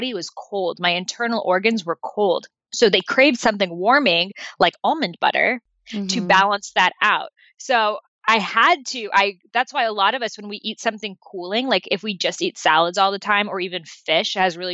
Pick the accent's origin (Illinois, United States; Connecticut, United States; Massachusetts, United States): Massachusetts, United States; Boston; I grew up in Boston